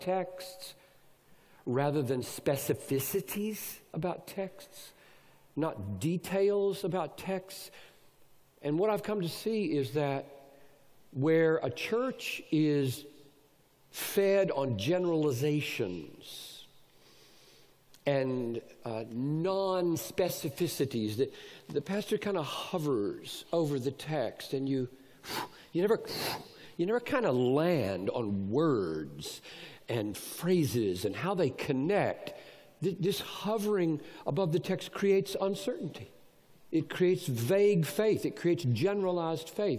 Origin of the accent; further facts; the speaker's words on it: Greenville, South Carolina, United States; I grew up in Greenville, South Carolina